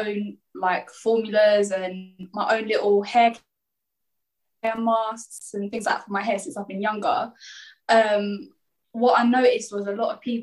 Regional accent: Trafford, North West England, United Kingdom; I'm from Trafford

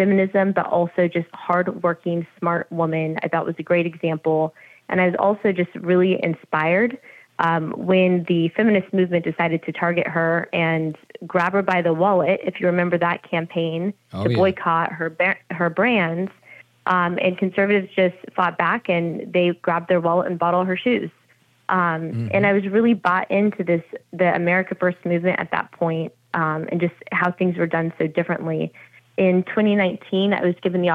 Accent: California, United States; I'm from California

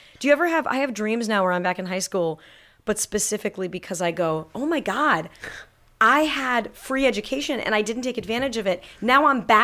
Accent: Manhattan Beach, California, United States; I'm from Manhattan Beach, California

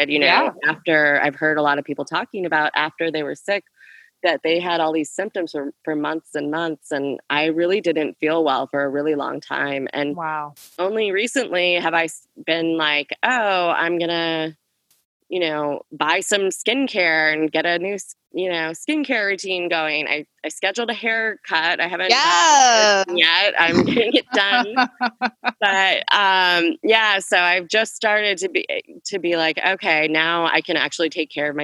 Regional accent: Minneapolis, Minnesota, United States; moved away as an adult; also born or lived in New York City; now in Minneapolis, United States; I'm from South Minneapolis. I was always at 38th in Chicago

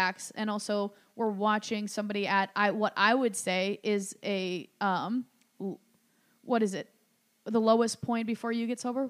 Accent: Midwest, United States; I'm from the Midwest.

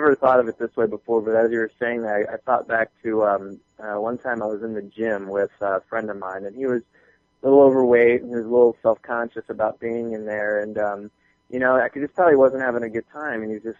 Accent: Southern United States, United States; And the only reason I even picked up and moved to Atlanta is because I'm from the South, my family's down here, and I'm a warm climate kind of guy.

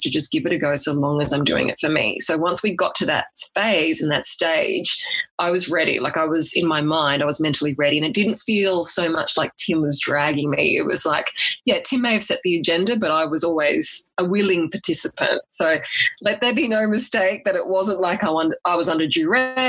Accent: Australia; also born or lived in Sydney; I was a firm city girl, but at the same time, where I came from in my hometown was quite small

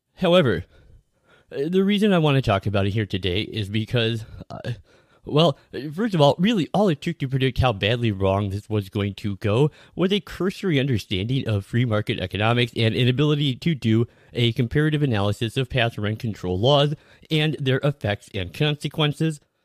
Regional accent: Minneapolis, Minnesota, United States; my hometown in the Twin Cities, where I have lived for virtually my entire life

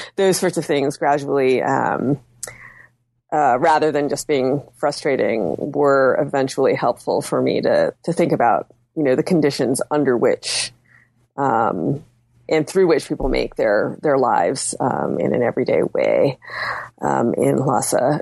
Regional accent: United States; my being Chinese American

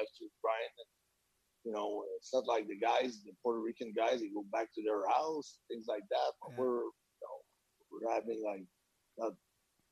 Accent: Quebec, Canada; moved away

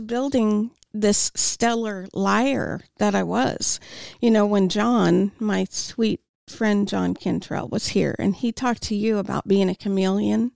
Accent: Topeka, Kansas, United States; I'm born and raised in Topeka

